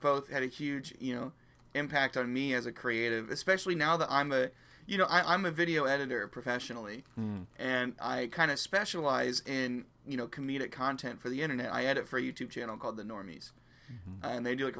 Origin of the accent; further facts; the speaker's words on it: Indianapolis, Indiana, United States; moved away as an adult; now in Chicago, United States; I grew up in Indianapolis and very recently moved to Chicago